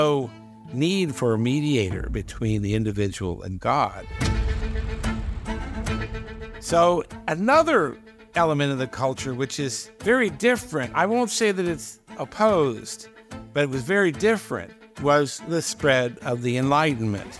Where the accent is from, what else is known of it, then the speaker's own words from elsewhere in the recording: United States; we Americans